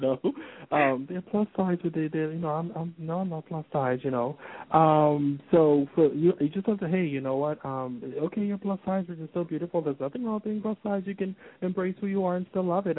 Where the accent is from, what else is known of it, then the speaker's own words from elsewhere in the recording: Nassau, New Providence, Bahamas; here in my hometown, Nassau